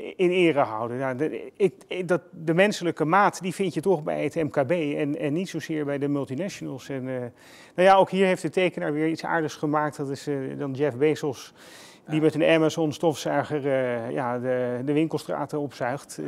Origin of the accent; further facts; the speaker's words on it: Haarlem, North Holland, Netherlands; Ik kom uit Haarlem.